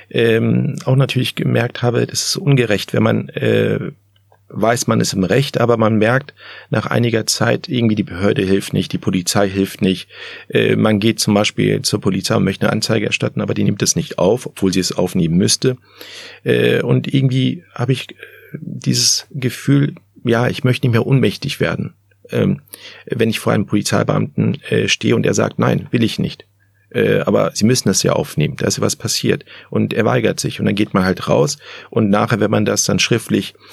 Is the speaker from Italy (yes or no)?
no; Germany; born there; Ich bin in Deutschland geboren.